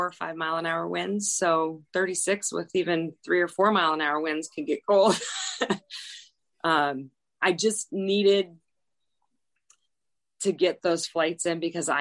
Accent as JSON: {"language": "English", "region": "Alaska", "country": "United States", "moved": "yes", "said": "I'm from Alaska"}